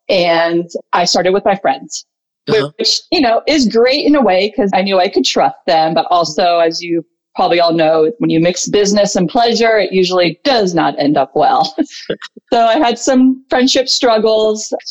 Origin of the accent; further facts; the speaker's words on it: Potomac, Maryland, United States; my hometown of Potomac, Maryland.